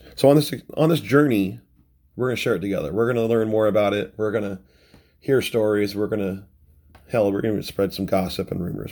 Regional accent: Renton, Washington, United States; also born or lived in Seattle, Washington; I'm from Renton, Washington. a suburb of Seattle

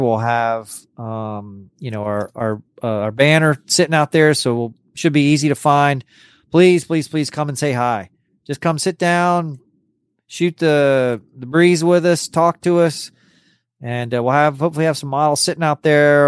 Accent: Corpus Christi, Texas, United States; also born or lived in New York City; I was born in New York City and then I moved to Corpus Christi, Texas, when I was like 11 days old.

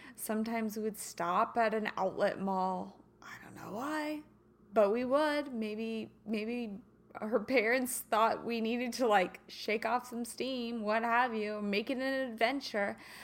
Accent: Kansas City, United States; moved away; also born or lived in St. Louis / Los Angeles area; I'm a Kansas girl. You know this. I was born and raised in Kansas City

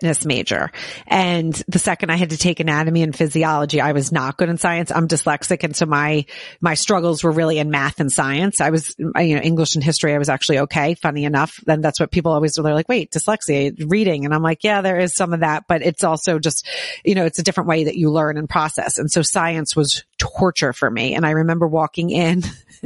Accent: Southern New Jersey, United States; moved away as an adult; also born or lived in New York City; I grew up in New Jersey as well, but down in Southern New Jersey

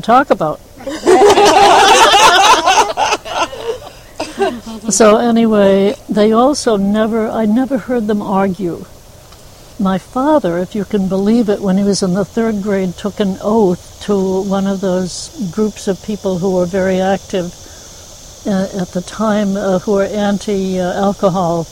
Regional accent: Newburyport, Massachusetts, United States; I was raised in the um, north of here, Newburyport, Massachusetts. I was born in Newburyport

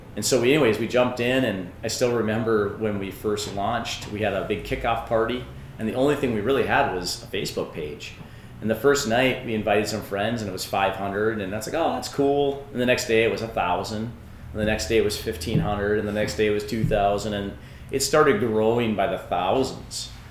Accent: Two Harbors, Minnesota, United States; I was born here in Two Harbors, um, and that's because of the hospital.

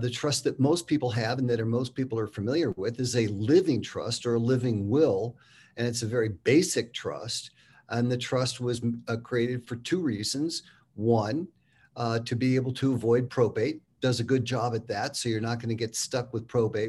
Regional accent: San Francisco, California, United States; moved away as an adult; now in Park City, United States; I'm a fifth generation San Franciscan, born and raised there, went to high school and junior high, elementary school

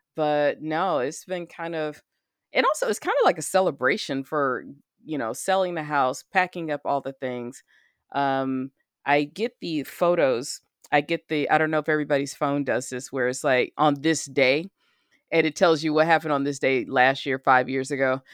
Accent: United States; I'm an American

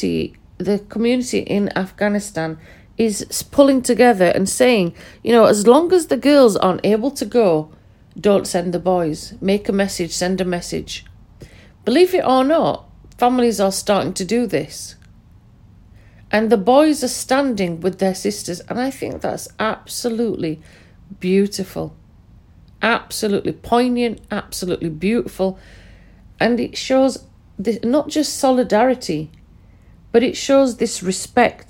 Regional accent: United Kingdom; first language Pashto; English is a second language; I'm educated in the UK. I'm born in the UK.

